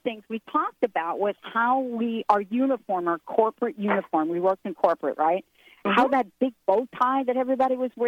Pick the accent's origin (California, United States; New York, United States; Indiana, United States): New York, United States; I'm from New York, but I have to say I'm from the Bronx.